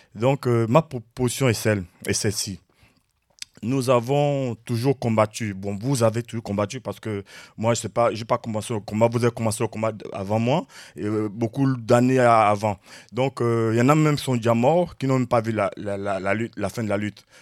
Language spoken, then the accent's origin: French; Gabon; now in Rennes, France; je viens du Gabon. Je suis à Rennes